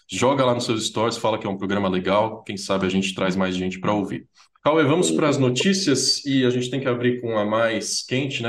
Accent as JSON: {"language": "Portuguese", "region": "São Paulo", "country": "Brazil", "said": "eu sou de São Paulo"}